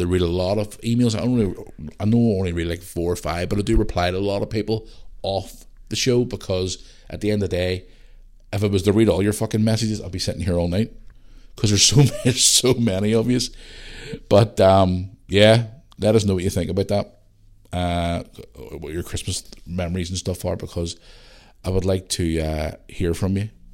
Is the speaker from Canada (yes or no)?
no; Belfast, Northern Ireland, United Kingdom; also born or lived in Bangor; When I grew up in Belfast